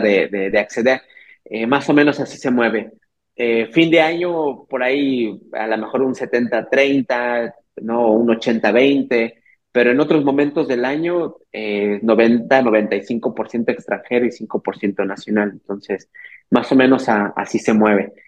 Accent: Teotihuacán, State of Mexico, Mexico; yo soy originario del Estado de México, de allá de, literalmente a veces suena como broma, pero soy de la tierra de dioses, ¿no? Teotihuacán

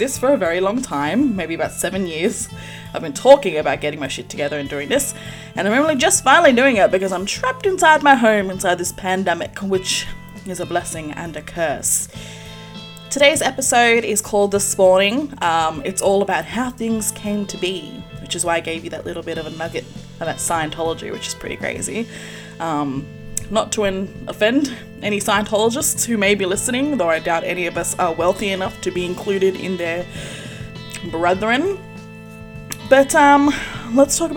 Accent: Sydney, New South Wales, Australia; I was born here in Australia in a suburb known as Lakemba

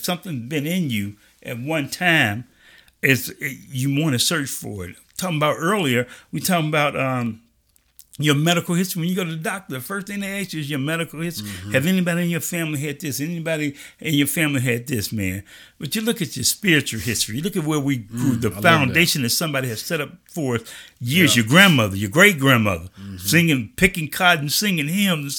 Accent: Chicago, Illinois, United States; I grew up in Chicago.

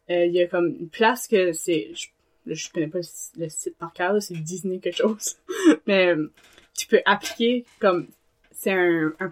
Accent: Acadia, Canada; Puis là moi à chaque fois que je m'inscris, je leur dis je suis acadienne.

